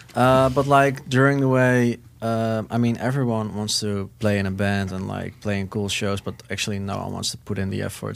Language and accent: English; Netherlands; From the Netherlands.